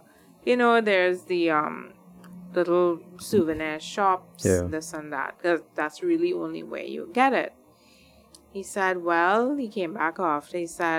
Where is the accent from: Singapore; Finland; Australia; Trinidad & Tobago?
Trinidad & Tobago